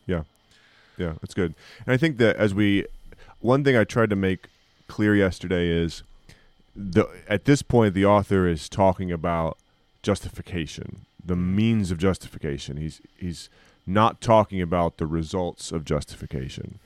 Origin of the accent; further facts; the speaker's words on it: United States; as American evangelicals and as American Christians